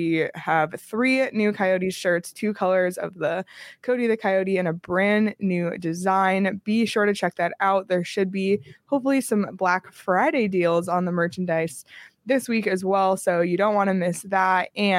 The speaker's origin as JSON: {"language": "English", "country": "Canada", "tie": "born or raised there", "moved": "yes", "lives_now": "United States", "said": "Growing up in Canada was a given, but when I moved to Arizona, you know, I was like, what's going to connect me back to Canada?"}